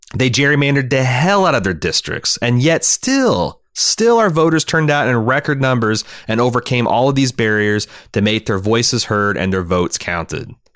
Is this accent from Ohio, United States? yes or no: yes; Cincinnati, Ohio, United States; In Cincinnati, my hometown